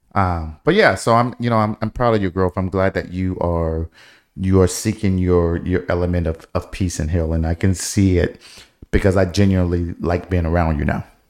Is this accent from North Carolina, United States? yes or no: no; Detroit, Michigan, United States; moved away; growing up in Detroit, y, there were so many things that we did not have